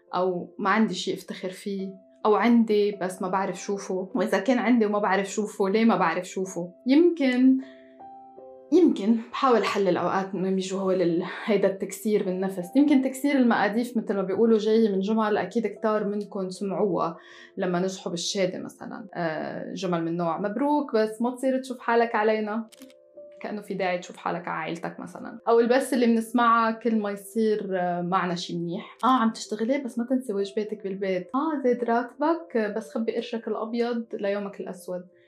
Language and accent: Arabic; Tripoli, North Governorate, Lebanon; moved away as an adult; also born or lived in France; من مدينة طرابلس بلبنان